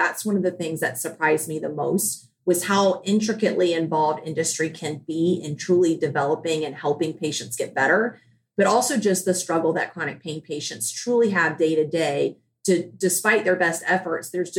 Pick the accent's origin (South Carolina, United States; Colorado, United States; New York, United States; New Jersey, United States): South Carolina, United States; Charleston; I am from Charleston, South Carolina.